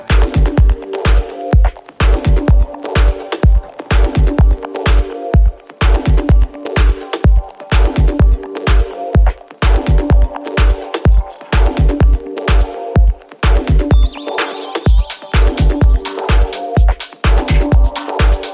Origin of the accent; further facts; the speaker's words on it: Paris, Île-de-France, France; I'm from Paris.